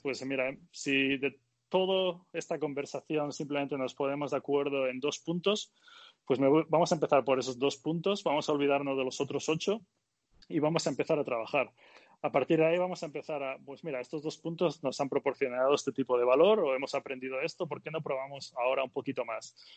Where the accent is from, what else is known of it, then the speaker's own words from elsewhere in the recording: Galicia, Spain; moved away; y yo también soy gallego